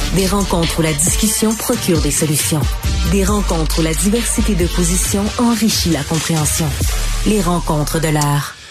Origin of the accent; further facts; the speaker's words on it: Abitibi, Quebec, Canada; je viens d'une région, là, je viens d'Abitibi, une région où il y a beaucoup de chasseurs